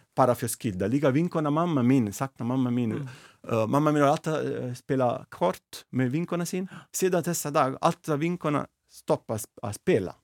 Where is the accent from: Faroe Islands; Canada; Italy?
Italy; Naples, Campania; Icelandic is a second language; moved away as an adult; now in Iceland; ég er frá Napoli